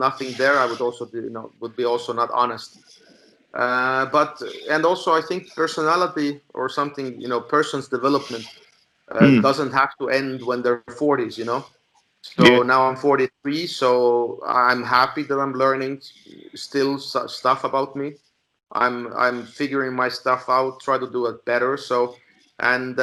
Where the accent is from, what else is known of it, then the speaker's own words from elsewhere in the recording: Estonia; I was a guy from Estonia